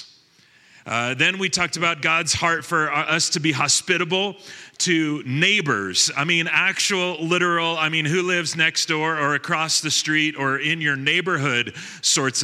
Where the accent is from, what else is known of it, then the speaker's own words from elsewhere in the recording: Long Beach, California, United States; also born or lived in Lake Arrowhead, California; When I was 15, we moved from Long Beach, California to Lake Arrowhead, California